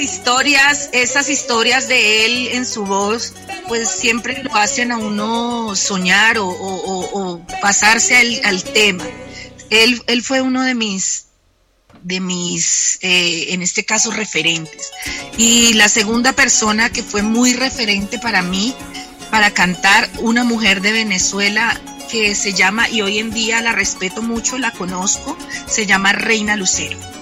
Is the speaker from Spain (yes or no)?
no; Cumaral, Meta, Colombia; en el llano, en mi pueblo que es Cumaral